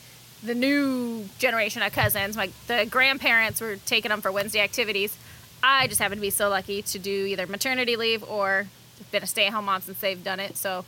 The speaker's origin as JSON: {"language": "English", "town": "Council Bluffs", "region": "Iowa", "country": "United States", "tie": "born or raised there", "said": "Council Bluffs."}